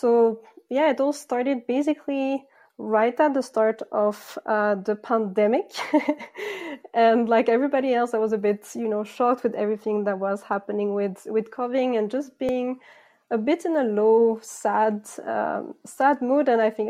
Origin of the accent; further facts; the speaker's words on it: Philippines; also born or lived in France / Greece / Canada / United States; I'm originally from France, but actually I grew up in the Philippines and Greece, and then I lived and worked in Canada, the United States, and Sweden as well.